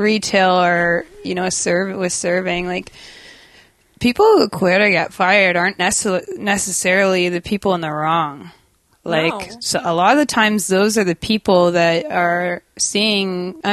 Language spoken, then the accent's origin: English; Durham, North East England, United Kingdom; I was born in England, in Durham, England